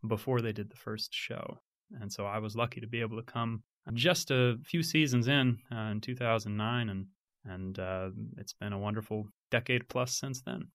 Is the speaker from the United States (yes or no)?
yes; Fayetteville, Arkansas, United States; I grew up in Fayetteville